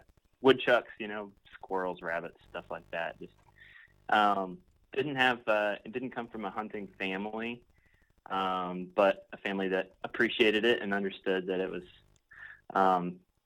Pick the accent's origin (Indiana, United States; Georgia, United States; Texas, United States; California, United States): Indiana, United States; moved away as an adult; now in Beloit, United States; I grew up in Indiana, so been in Wisconsin for like 4 years now